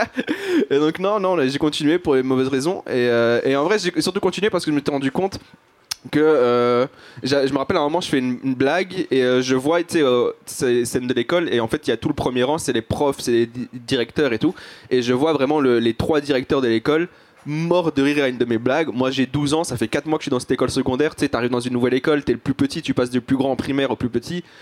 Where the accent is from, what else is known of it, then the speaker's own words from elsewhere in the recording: Belgium; mes deux parents sont algériens, mais je suis né en Belgique